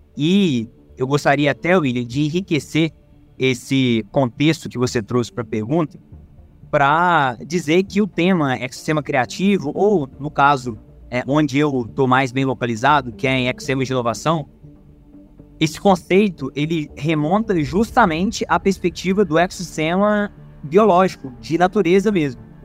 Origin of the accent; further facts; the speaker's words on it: Juiz de Fora, Minas Gerais, Brazil; eu sou orgulhosamente nascido e criado aqui em Juiz de Fora